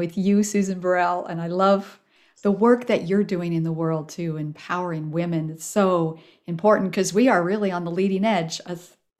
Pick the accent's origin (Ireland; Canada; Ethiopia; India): Ethiopia; I was raised actually in Ethiopia as a missionary kid. My parents were Presbyterian ministers, missionaries, right?